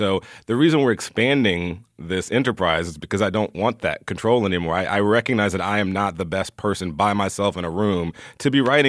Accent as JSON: {"language": "English", "region": "the South", "country": "United States", "said": "I'm a gay boy from the South"}